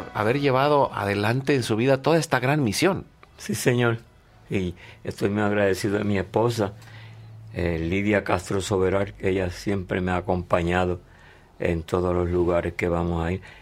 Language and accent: Spanish; Hatillo, Puerto Rico; somos de Atillo